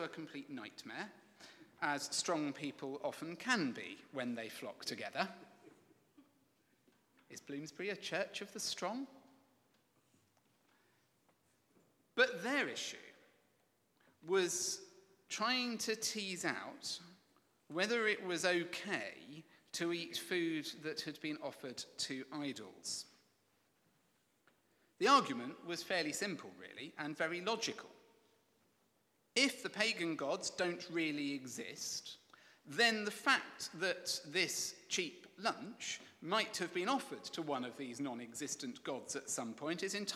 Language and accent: English; England, United Kingdom; I'm English.